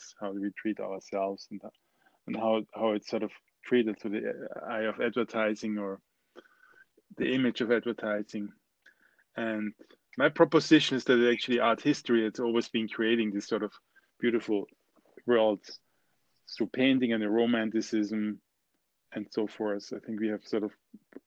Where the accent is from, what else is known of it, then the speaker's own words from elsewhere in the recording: Austria; moved away as an adult; also born or lived in New York; I was born in the Austrian Alps, yeah. My family has been here for 500 years.